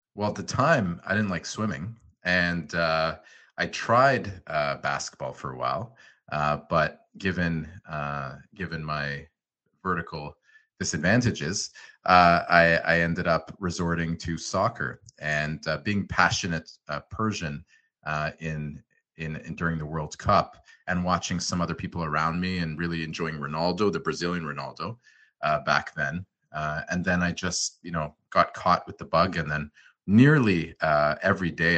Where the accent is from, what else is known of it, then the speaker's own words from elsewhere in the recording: Ottawa, Ontario, Canada; also born or lived in Montreal / Los Angeles; now in Toronto, Canada; I was born in uh, Montreal, good old Montreal. Unfortunately, I was only there for two months. It seemed uh, like a very fun place to be later in life, but I, I moved to Ottawa with my family